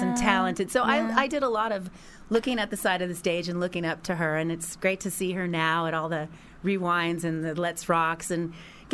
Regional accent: Los Angeles, California, United States; I'm from Los Angeles

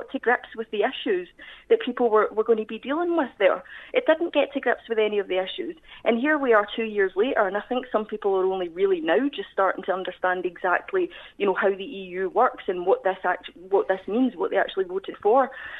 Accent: Scotland, United Kingdom; moved away as an adult; now in London, United Kingdom; I am Scottish and my ethnicity.

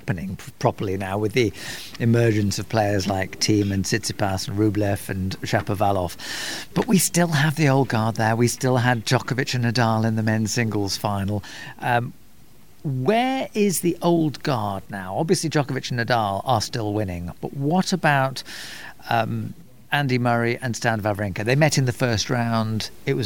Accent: United Kingdom; I'm British

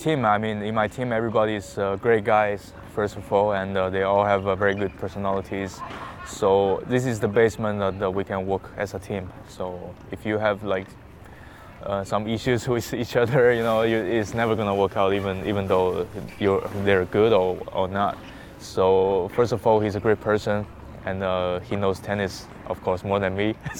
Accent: Hangzhou, Zhejiang, China; okay, where's my hometown? I said Hangzhou, and he said, oh, there's a very good lake, West Lake, and also Alibaba is from there.

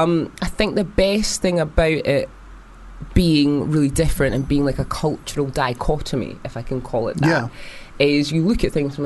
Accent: Edinburgh, Scotland, United Kingdom; accent: Scottish; moved away; I actually grew up in the west side of Edinburgh.

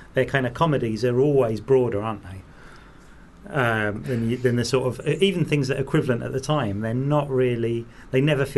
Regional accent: London, United Kingdom; In London. So, no, I wouldn't have gone to see a 15.

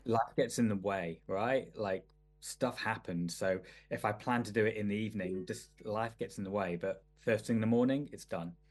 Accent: Manchester, North West England, United Kingdom; I grew up in I grew up in Manchester in the nineties, or eighties and nineties

